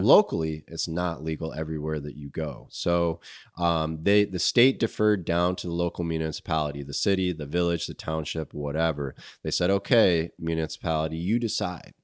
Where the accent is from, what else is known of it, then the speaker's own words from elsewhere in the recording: Grand Rapids, Michigan, United States; also born or lived in Alaska; I'm from Grand Rapids